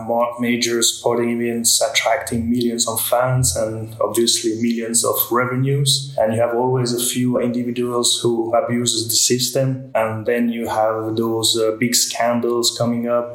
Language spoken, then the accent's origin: English; Switzerland; Being a Swiss citizen, I was on the ski slopes at 2 years old.